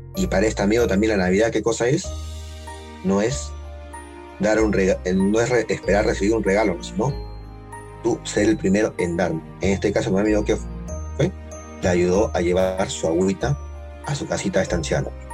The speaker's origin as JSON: {"language": "Spanish", "region": "Lima", "country": "Peru", "said": "somos de Chorrillo, de Lima"}